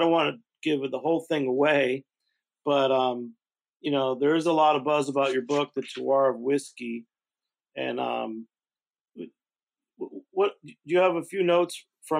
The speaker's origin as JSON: {"language": "English", "region": "New York", "country": "United States", "tie": "born or raised there", "said": "New York to me is, you know, my home state and what I know from drinking and alcohol."}